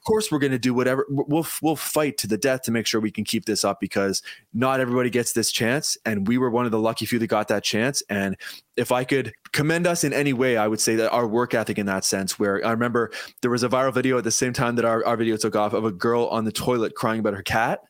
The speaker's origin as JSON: {"language": "English", "town": "Paris", "region": "Ontario", "country": "Canada", "said": "I'm from actually from Paris, Ontario"}